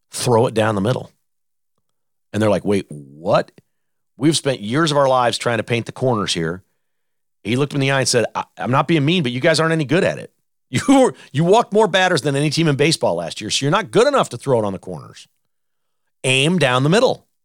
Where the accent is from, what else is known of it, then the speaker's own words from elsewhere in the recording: United States; I'm an American